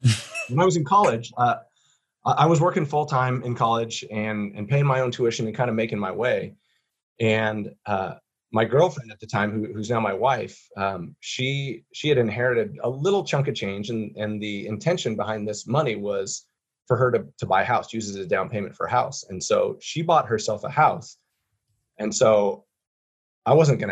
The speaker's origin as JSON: {"language": "English", "town": "Boise", "region": "Idaho", "country": "United States", "tie": "born or raised there", "said": "I am a Boise native"}